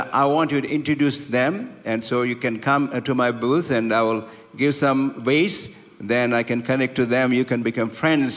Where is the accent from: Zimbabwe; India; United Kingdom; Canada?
India; accent: Indian English; English is a second language; also born or lived in Bay Area; now in United States; I'm not an English background man, but I'm from India and I speak Indian English